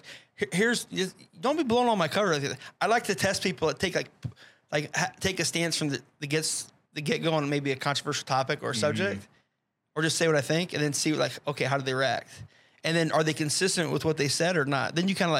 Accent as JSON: {"language": "English", "town": "Fort Dodge", "region": "Iowa", "country": "United States", "tie": "born or raised there", "said": "I grew up in Fort Dodge."}